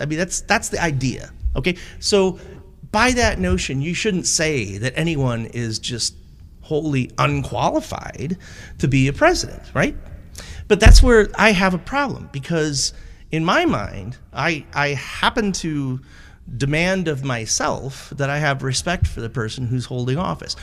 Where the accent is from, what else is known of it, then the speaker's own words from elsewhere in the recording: Buffalo, New York, United States; growing up in Buffalo, Irv Weinstein and the Eyewitness News